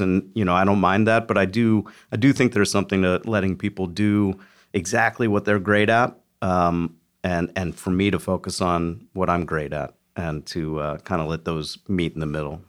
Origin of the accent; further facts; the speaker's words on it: Philadelphia, Pennsylvania, United States; moved away; I grew up in, in Philly